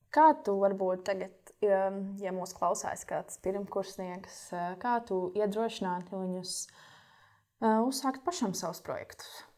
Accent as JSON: {"language": "Latvian", "country": "Latvia", "said": "mums Latvijā"}